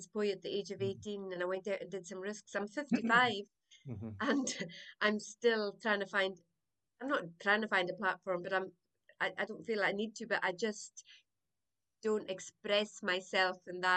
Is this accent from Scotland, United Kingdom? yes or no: yes; South Uist, Scotland, United Kingdom; I was born in South Uist. My family is a family of storytellers and pipers and singers, brought up in the croft